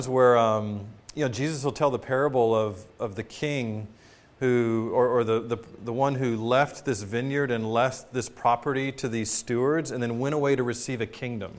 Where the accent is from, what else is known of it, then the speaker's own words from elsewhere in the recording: United States; as American citizens